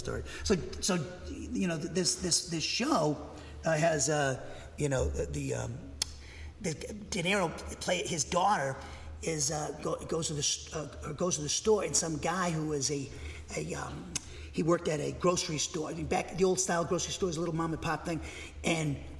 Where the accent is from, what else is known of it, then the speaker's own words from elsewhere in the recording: Massachusetts, United States; I'm from Massachusetts